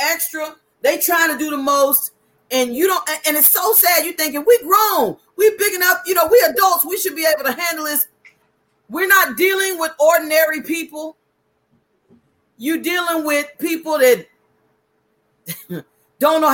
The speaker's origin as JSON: {"language": "English", "town": "Louisville", "region": "Kentucky", "country": "United States", "said": "I'm from Louisville, Kentucky."}